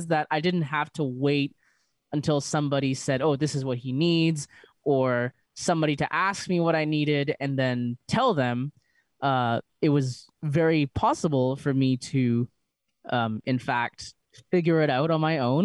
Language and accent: English; Vancouver, British Columbia, Canada; I'm from Vancouver